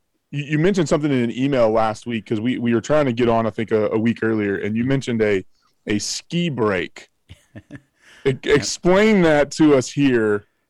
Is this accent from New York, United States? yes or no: no; Florida, United States; moved away; I am originally from Florida. Yeah. So anything below 75, I got a jacket on, you know?